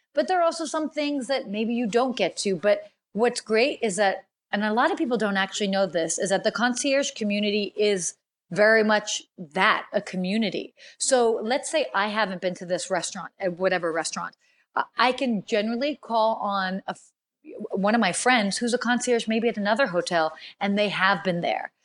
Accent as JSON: {"language": "English", "country": "United States", "tie": "born or raised there", "also_born_or_lived": "Washington, D.C.", "said": "although I'm American and I was born in the States, I spent a good chunk of my childhood traveling"}